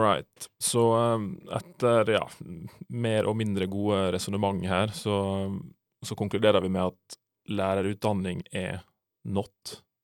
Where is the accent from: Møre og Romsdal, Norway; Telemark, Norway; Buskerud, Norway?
Møre og Romsdal, Norway; Sunnmøre; Aldri skammer meg for å være sunnmøring.